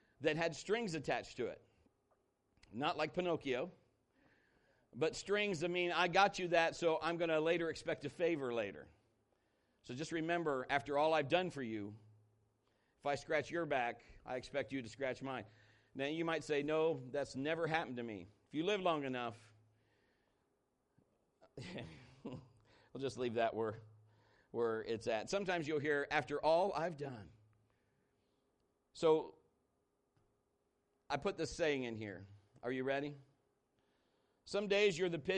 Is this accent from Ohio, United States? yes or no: yes; Marion, Ohio, United States; moved away as an adult; I was born and raised here in Marion, Ohio. I went to high school here in Marion, Ohio